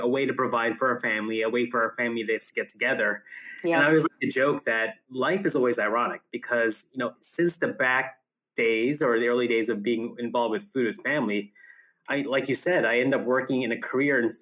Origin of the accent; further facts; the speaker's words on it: New Jersey, United States; also born or lived in Philippines; I was raised in the exotic land of New Jersey